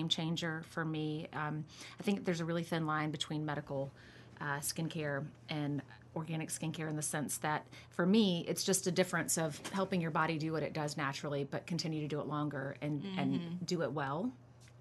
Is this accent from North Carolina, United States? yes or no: yes; Charlotte, North Carolina, United States; I am from Charlotte, North Carolina